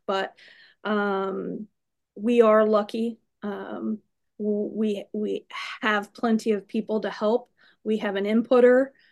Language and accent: English; Iowa, United States; moved away; I am from Iowa